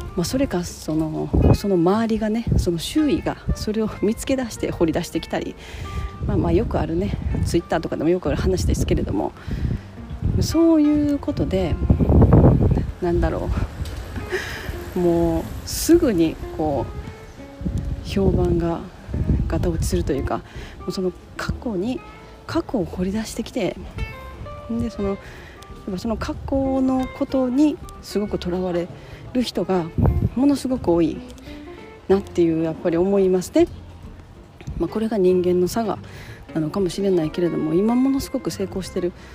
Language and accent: Japanese; Japan; moved away; 私は日本人だし日本で生まれてるし日本の親に育てられてる